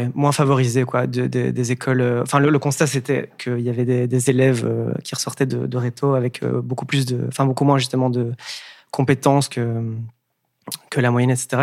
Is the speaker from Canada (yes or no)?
no; Wallonia, Belgium; also born or lived in Breda / Dublin; je viens du Brabant à d'un petit village. j'ai ouais, j'ai grandi